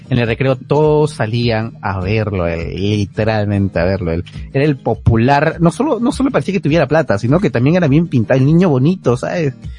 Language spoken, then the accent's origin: Spanish; Peru; O sea, somos peruanos